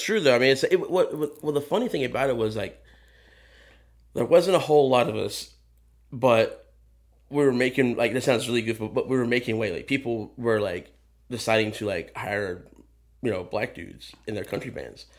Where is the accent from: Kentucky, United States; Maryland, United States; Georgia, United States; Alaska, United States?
Georgia, United States; Athens; moved away; I grew up in Georgia, I grew up in Athens